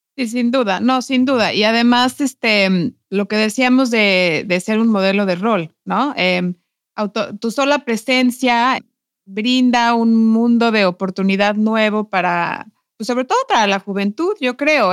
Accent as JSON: {"language": "Spanish", "country": "Mexico", "moved": "yes", "lives_now": "Iceland", "said": "mi cultura, de mi gente, de, los mexicanos"}